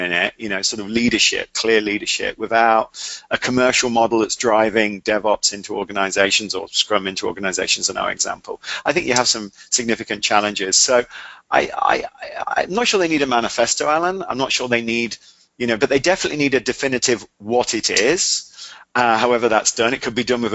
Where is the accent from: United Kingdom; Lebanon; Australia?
United Kingdom; England; I'm English